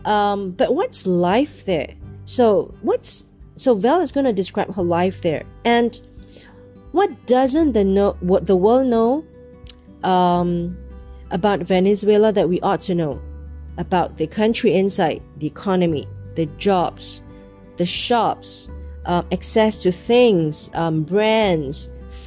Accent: Singapore; from where I come from, Asia and Singapore

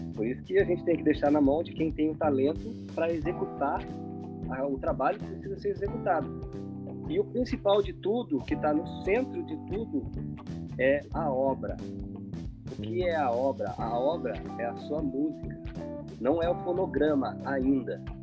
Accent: São José dos Campos, São Paulo, Brazil; Eu sou de São José dos Campos, interior de São Paulo

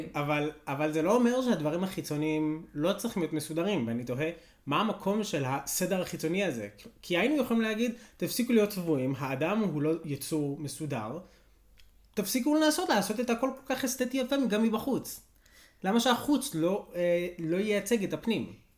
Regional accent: Beit Shemesh, Jerusalem District, Israel; כשגדלתי בבית שמש

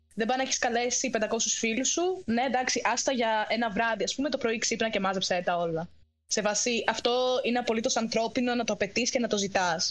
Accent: Ioannina, Epirus, Greece; moved away as an adult; now in Cyprus; Είμαι από Γιάννενα και μένω Κύπρο.

